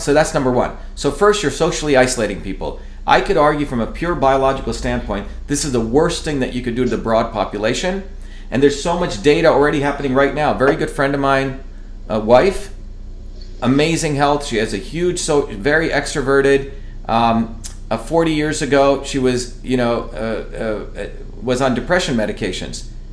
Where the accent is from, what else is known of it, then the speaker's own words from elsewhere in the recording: United States; also born or lived in India; I've been here since I was a kid, seven year old kid